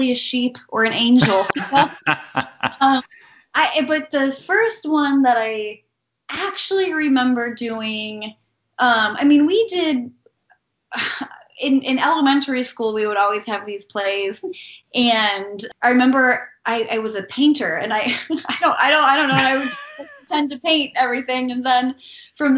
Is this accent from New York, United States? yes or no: yes; near Buffalo, New York, United States; moved away; also born or lived in Baltimore, Maryland / Manhattan, New York; I did eventually live in Manhattan, but we grew up near Buffalo, New York